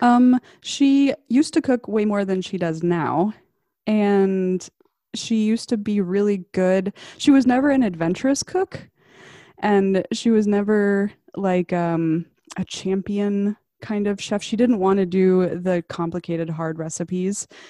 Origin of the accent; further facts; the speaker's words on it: Arkansas, United States; I grew up in Arkansas